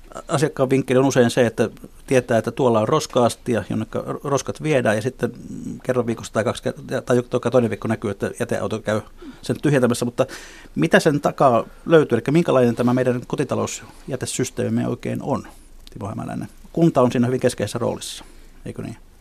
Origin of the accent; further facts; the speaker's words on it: Helsinki, Uusimaa, Finland; meidän puistolalaisten